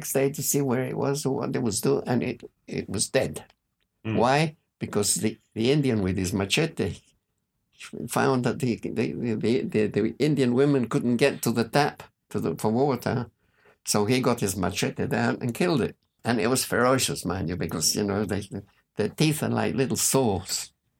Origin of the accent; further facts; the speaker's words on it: New Zealand; I was born in New Zealand.